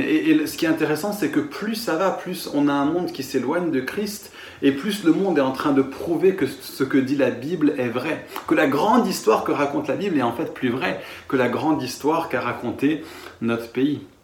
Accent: France

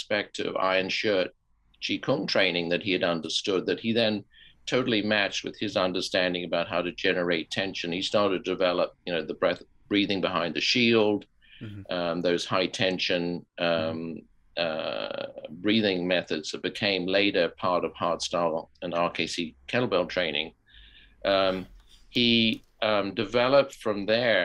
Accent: United Kingdom; I'm British and a kind of British gentleman on some levels.

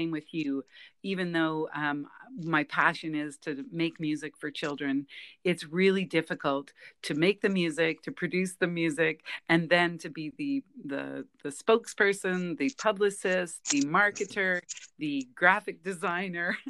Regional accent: Kapuskasing, Ontario, Canada; now in Saskatchewan, Canada; Grew up in Northern Ontario, a little town called Kapuskasing.

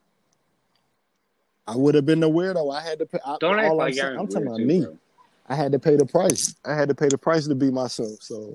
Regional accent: Atlanta, Georgia, United States

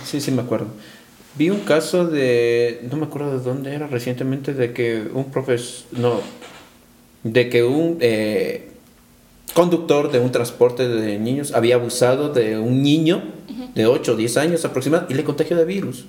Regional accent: Ecuador; Somos el pueblo, somos ecuatorianos

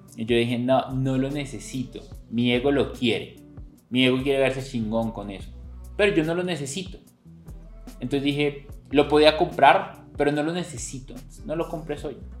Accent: Colombia

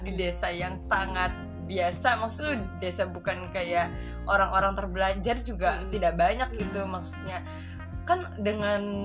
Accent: Indramayu, West Java, Indonesia; moved away as an adult; now in Kediri, Indonesia; aku dari Indramayu Jawa Barat

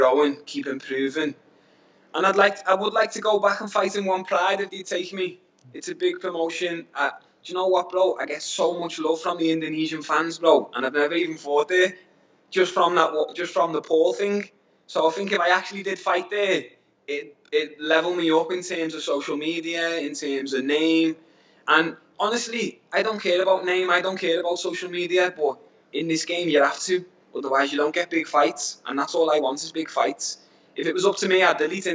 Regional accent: Liverpool, North West England, United Kingdom; now in Asia; I'm from Liverpool

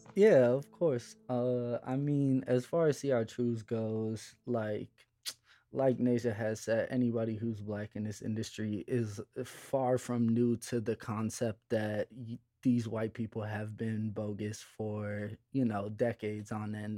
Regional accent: Chicago, Illinois, United States; I grew up in Chicago

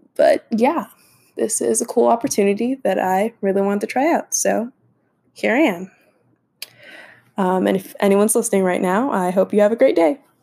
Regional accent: Dallas, Texas, United States; I'm from Dallas, so I'm American

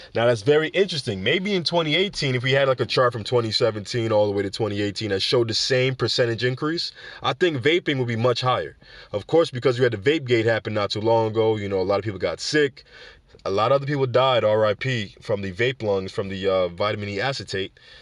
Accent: New York, United States; growing up in New York or living in New York

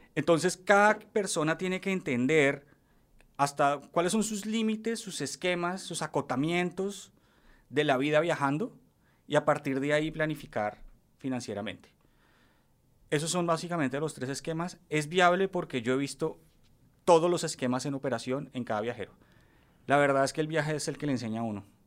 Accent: Bogotá, Colombia; born or raised there; also born or lived in Paris, France

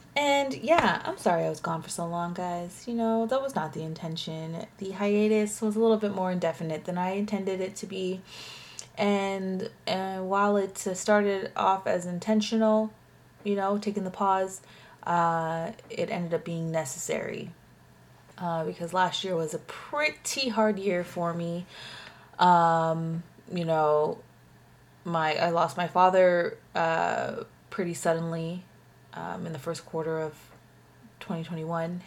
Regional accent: Canada; as a Canadian living in Canada

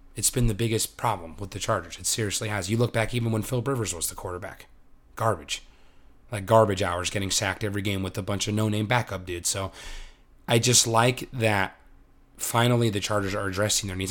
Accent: Valley Center, California, United States; I'm from Valley Center, California, which is North County area

